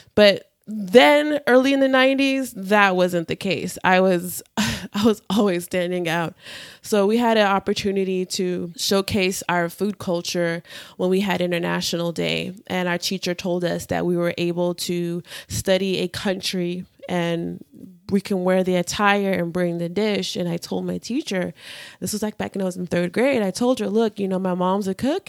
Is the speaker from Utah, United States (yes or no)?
no; Houston, Texas, United States; also born or lived in Nigeria; I grew up in Houston and in Nigeria